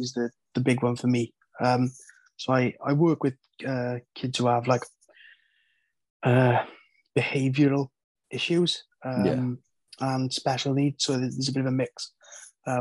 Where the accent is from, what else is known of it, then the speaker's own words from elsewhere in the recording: Wales, United Kingdom; being from Wales, coming up in the Welsh MMA scene